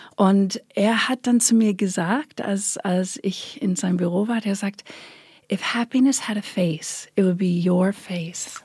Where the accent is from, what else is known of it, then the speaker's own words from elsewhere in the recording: Long Island, New York, United States; German is a second language; moved away as an adult; ich bin Amerikanerin natürlich, bin auf Long Island groß geworden in New York